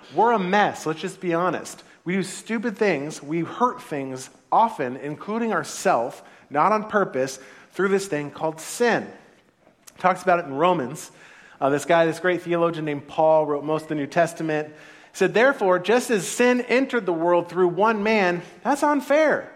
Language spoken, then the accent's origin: English; Santa Clara, California, United States; first language English; I was born in the United States of America. I was born in Santa Clara, actually, in, in California